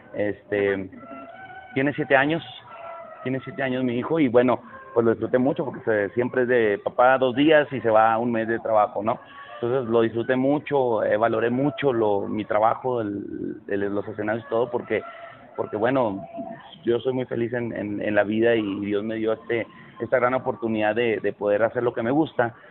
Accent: Chihuahua, Mexico; now in Mexico City, Mexico; Empecé a trabajar a los 10 años en mi tierra natal, Chihuahua

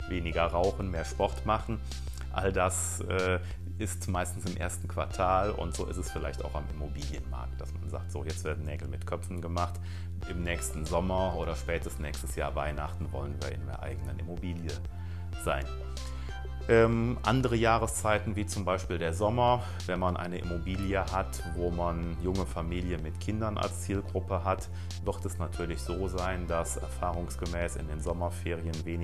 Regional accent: North Rhine-Westphalia, Germany; wenn im Rheinland, im Kölner Raum, wo ich herkomme, äh, Karneval rum ist

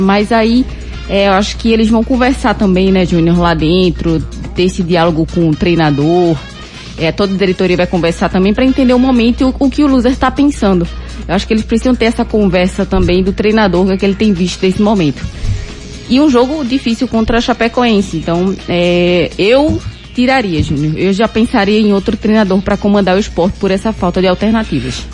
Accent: Cumaru, Pernambuco, Brazil; Minha infância foi em Cumaru e lá tinha orelhão

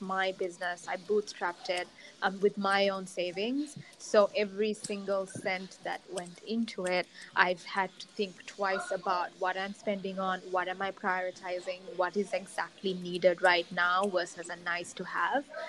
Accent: Sri Lanka; I was born and raised in Sri Lanka

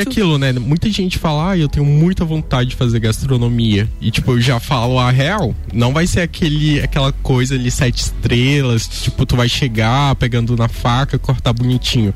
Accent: Pará, Brazil; eu sou da região do Pará

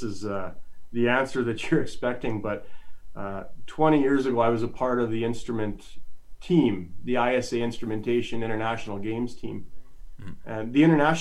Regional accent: Calgary, Alberta, Canada; moved away as an adult; now in Edmonton, Canada; I grew up in Calgary. I grew up in Calgary.

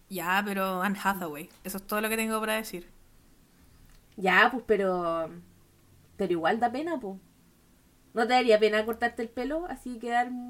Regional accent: Chile; moved away

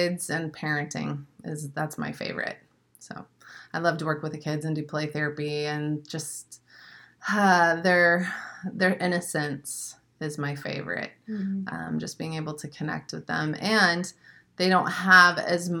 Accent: Springfield, Missouri, United States; also born or lived in St. Louis, Missouri; now in Florida, United States; I'm from Springfield, Missouri. So I'm a Missouri Midwestern girl. Lived in St. Louis before

